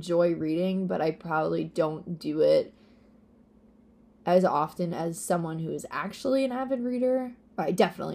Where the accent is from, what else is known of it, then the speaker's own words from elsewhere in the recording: Peekskill, New York, United States; now in Long Island, United States; I am from Peekskill, New York, is where I was raised